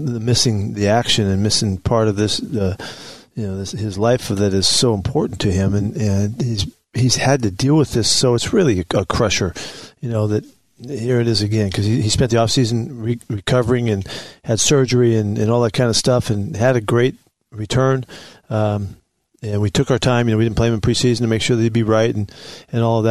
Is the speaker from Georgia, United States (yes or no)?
no; San Francisco, California, United States; now in Seattle, United States; it's my hometown